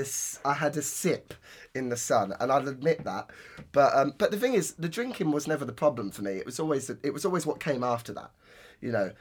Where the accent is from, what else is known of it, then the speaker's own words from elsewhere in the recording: Northampton, East Midlands, United Kingdom; Roadmender in my hometown